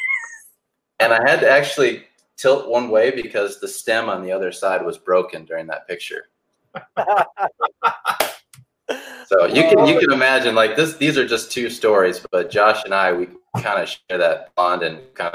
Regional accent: Kenosha, Wisconsin, United States; my hometown, Kenosha, Wisconsin

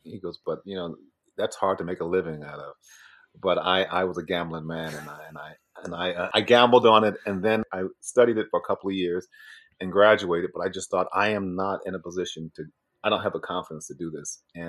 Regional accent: Pembroke, Illinois, United States; moved away; also born or lived in Florida / London, United Kingdom / Chicago; I grew up outside of Chicago, yeah, in Pembroke. And that was like, Oprah said it's the poorest city in America. Wow. At one point. And so it was kind of a poor place. But my parents got divorced and I moved to Florida.

